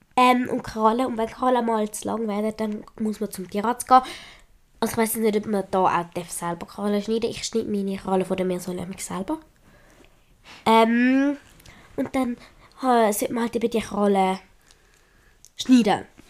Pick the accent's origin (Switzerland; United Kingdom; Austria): Switzerland; accent: Swiss German; ich kann besser Schweizerdeutsch reden als Hochdeutsch